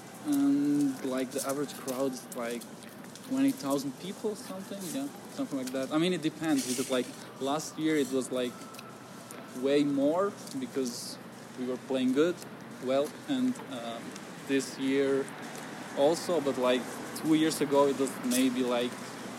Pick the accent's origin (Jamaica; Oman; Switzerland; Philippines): Switzerland; Bern; I'm from Bern City.